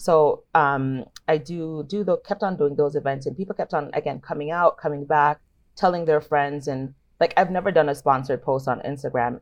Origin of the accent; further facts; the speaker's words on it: Jamaica; now in Toronto, Canada; growing up in Jamaica